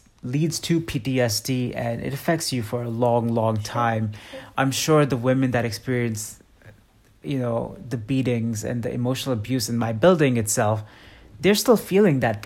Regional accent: Mumbai, Maharashtra, India; moved away; So I grew up in India as a kid. I grew up in Mumbai specifically, very populated city.

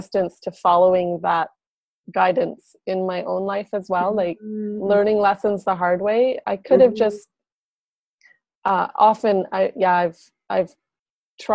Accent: Whitehorse, Yukon, Canada; also born or lived in Montreal; I grew up downtown Whitehorse

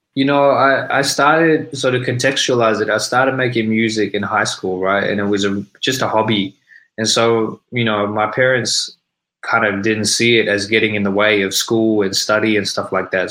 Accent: Sydney, New South Wales, Australia; also born or lived in Melbourne; I was born and raised in Sydney

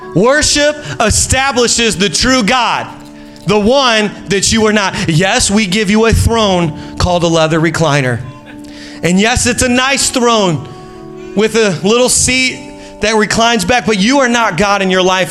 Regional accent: Indiana, United States; moved away as an adult; now in Long Island, United States; Julie and I are originally from Indiana

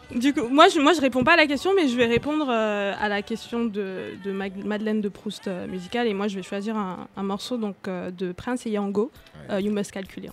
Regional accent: Douala, Littoral, Cameroon; moved away; j'ai grandi à Douala

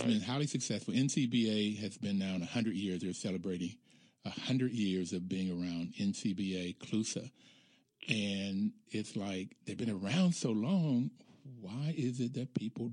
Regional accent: Bluefield, West Virginia, United States; Growing up in Bluefield, West Virginia, relatively poor

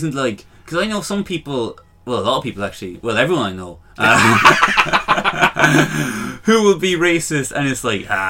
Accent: Longford, Leinster, Ireland; I'm from Longford.

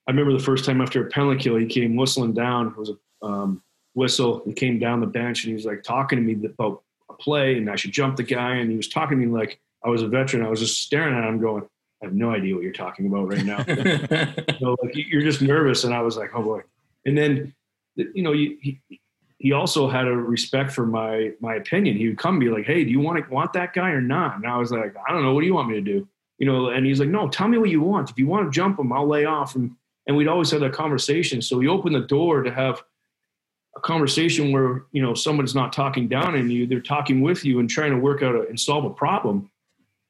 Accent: Toronto, Ontario, Canada; I was in Toronto, my hometown

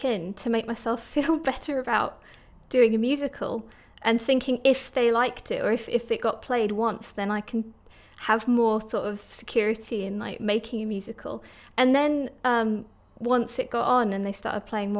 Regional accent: Turkey; also born or lived in Stockton-on-Tees, England; now in Middlesbrough, United Kingdom; I was born in Stockton-on-Tees, but I actually spent my childhood in Turkey

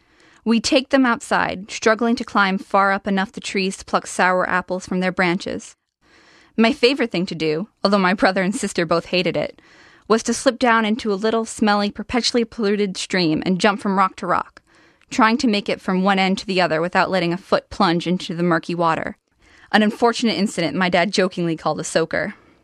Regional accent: Vienna, Virginia, United States; I'm from Vienna, Virginia. I'm a high school sophomore. Vienna is a great town. It's got a lot of history. It was founded in the mid-1800s. A battle of the Civil War occurred there, and it's just a really interesting place to live.

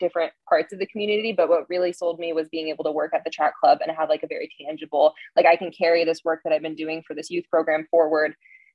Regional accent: Montana, United States; moved away; also born or lived in Bend, Oregon; growing up in Montana, I have a connection to nature that, I grew up in the mountains

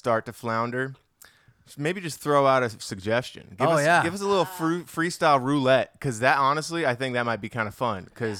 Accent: Hawaii, United States; moved away; I grew up in Hawaii.

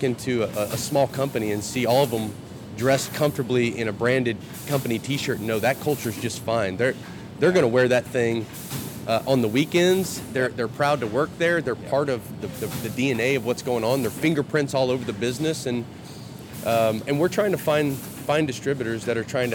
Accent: Texas, United States; accent: Texas; putting on my Texas accent.

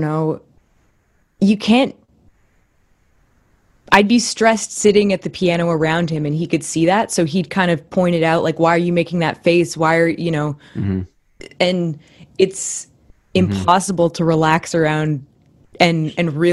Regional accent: Oakville, Ontario, Canada; I grew up in Oakville, so I'm living here now again too, in my parents' basement

